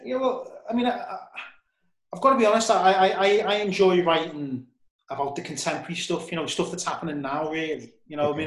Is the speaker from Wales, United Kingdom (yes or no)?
no; Liverpool, North West England, United Kingdom; I'm from Liverpool